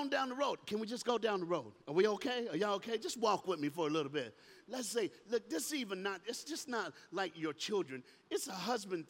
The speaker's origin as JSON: {"language": "English", "town": "Miami", "region": "Florida", "country": "United States", "tie": "born or raised there", "said": "I'm from Miami, Florida. I'm from the South."}